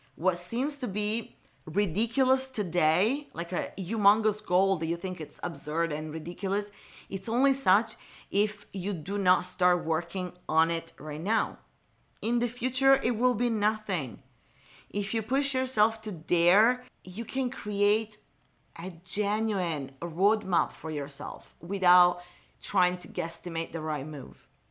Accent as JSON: {"language": "English", "town": "Milan", "region": "Lombardy", "country": "Italy", "tie": "born or raised there", "moved": "as an adult", "lives_now": "Los Angeles, United States", "said": "communication agency in Milan, where I was born and raised in Italy"}